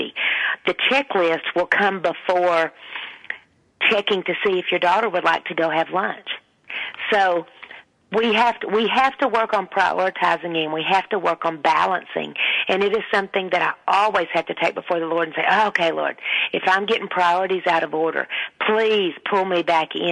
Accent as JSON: {"language": "English", "region": "Texas", "country": "United States", "accent": "deep Southern", "said": "I do have a very deep Southern accent, and I always have"}